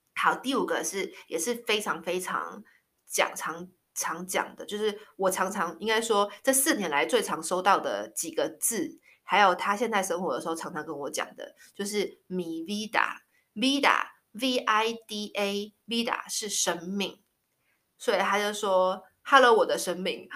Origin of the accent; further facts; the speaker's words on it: Taiwan; moved away; 我小时候在台湾，我印象超深刻的，我小六的时候啊，就是在小学嘛，然后在台湾的小学